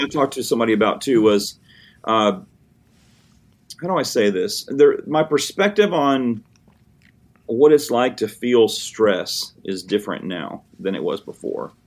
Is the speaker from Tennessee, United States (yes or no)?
yes; Hickman County, Tennessee, United States; also born or lived in Murfreesboro, Tennessee; I'm from Hickman County, Tennessee, which is a small town sort of between Columbia and Dixon